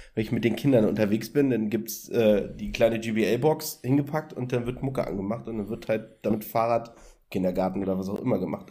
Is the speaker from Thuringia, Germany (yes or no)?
no; Berlin, Germany; ich komme aus Berlin